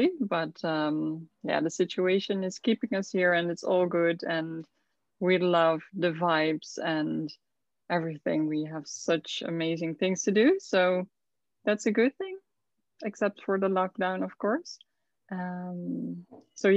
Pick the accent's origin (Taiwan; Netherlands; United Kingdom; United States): Netherlands; southern Netherlands; moved away as an adult; now in Curaçao; I'm from the Netherlands, from the south of the Netherlands